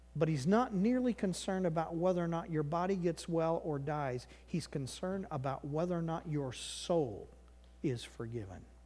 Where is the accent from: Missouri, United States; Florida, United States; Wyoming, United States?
Missouri, United States; moved away; I grew up in Missouri